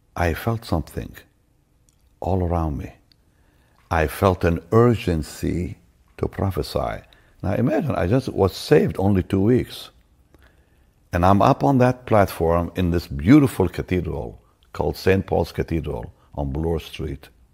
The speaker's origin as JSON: {"language": "English", "country": "Israel", "also_born_or_lived": "Toronto, Canada", "moved": "yes", "said": "I'm from Israel"}